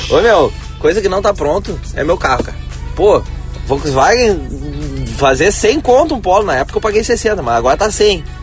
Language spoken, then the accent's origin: Portuguese; Franca, São Paulo, Brazil; Sou de Franca aqui, interior